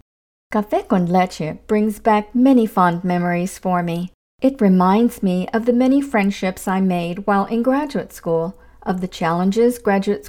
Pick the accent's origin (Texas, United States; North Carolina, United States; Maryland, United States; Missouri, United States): Texas, United States; San Antonio; moved away as an adult; also born or lived in California / West Palm Beach, Florida; now in North Florida, United States; I grew up in San Antonio, Texas, in a large, extended Mexican-American family. After high school, I moved to California